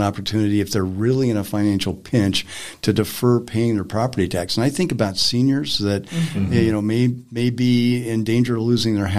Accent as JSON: {"language": "English", "town": "Greeley", "region": "Colorado", "country": "United States", "said": "I come from Weld County, Greeley"}